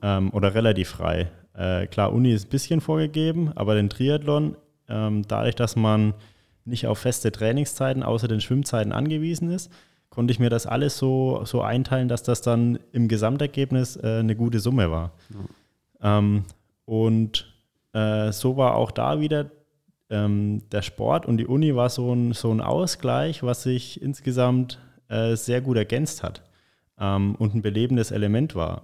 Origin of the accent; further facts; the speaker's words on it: Michelau, Bavaria, Germany; also born or lived in Lichtenfels / Bayreuth; Ich bin in Michelau in Oberfranken mhm. aufgewachsen